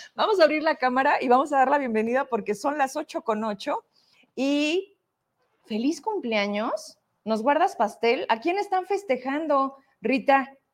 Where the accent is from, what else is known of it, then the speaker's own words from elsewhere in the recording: Fresnillo, Zacatecas, Mexico; de dónde vengo, somos de Fresnillo